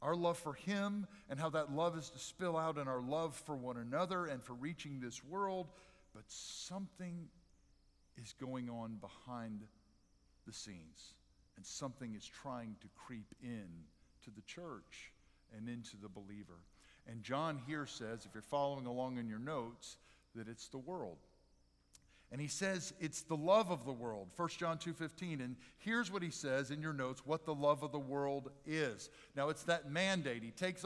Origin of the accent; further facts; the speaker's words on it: near Philadelphia, Pennsylvania, United States; I grew up near Philadelphia